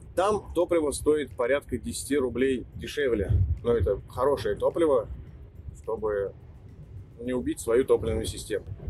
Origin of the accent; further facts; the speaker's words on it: Nizhny Novgorod, Nizhny Novgorod Oblast, Russia; в Нижнем Новгороде, откуда я родом